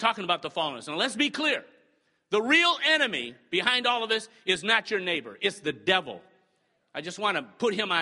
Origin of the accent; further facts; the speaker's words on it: the North, United States; moved away; I'm from the North, so I've been called a Yankee so many times since I got down here